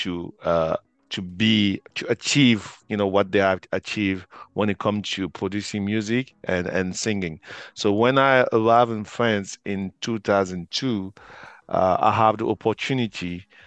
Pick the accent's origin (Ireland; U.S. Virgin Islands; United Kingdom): Ireland; Cork, Munster; I'm from Ireland, from Cork